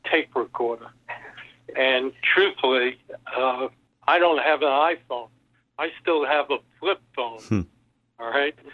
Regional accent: New York City, New York, United States; growing up in Brooklyn as the only Jew- Jewish kid in that neighborhood for a few miles.

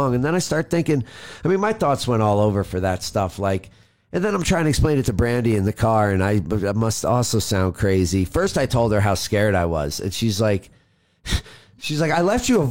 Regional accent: New York, United States

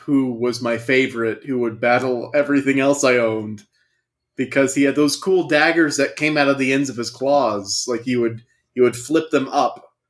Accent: Louisiana, United States; I grew up in Louisiana

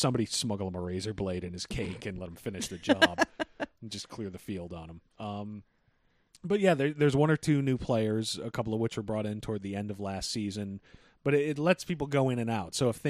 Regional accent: Belize; I'm from Belize, and that's why I don't want to fucking go back there.

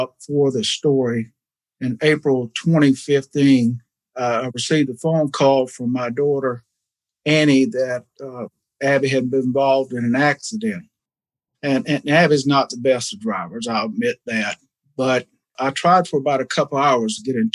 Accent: Garden City, Georgia, United States; I'm from Garden City, Georgia, which is right outside the city of Savannah.

